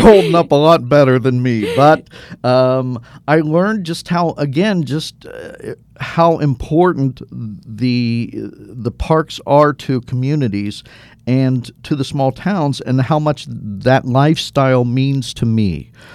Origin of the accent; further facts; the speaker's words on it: Cincinnati, Ohio, United States; I grew up in Cincinnati, Ohio